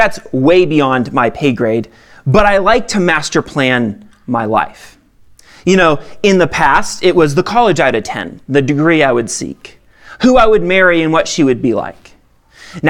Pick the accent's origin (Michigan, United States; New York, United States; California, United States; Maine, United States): Maine, United States; now in Lone Tree, Colorado, United States; I'm from Maine, okay? I grew up in a town of 9,000